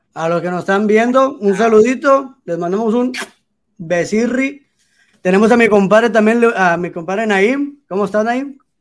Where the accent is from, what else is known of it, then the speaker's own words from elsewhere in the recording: Mexico; este orgullo, güey, de ser mexicano